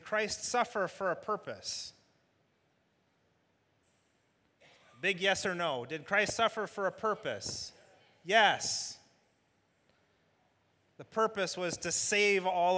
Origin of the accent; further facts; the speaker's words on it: Michigan, United States; United States, Michigan.